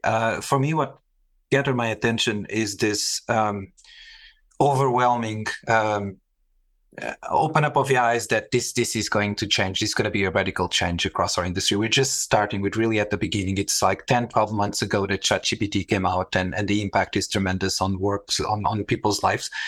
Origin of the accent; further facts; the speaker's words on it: Portugal; moved away; also born or lived in Middle East; I was, uh, born and raised in Portugal in, in an airbase